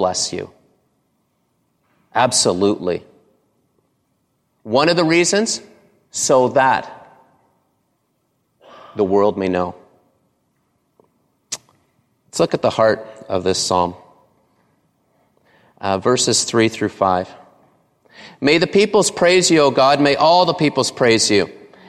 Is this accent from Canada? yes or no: yes; Canada; I grew up in Canada